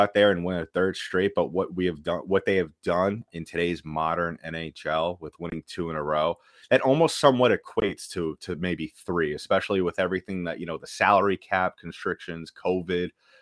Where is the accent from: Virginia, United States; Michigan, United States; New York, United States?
New York, United States; New York area, United States; I'm from the New York area as well. I grew up a Ranger fan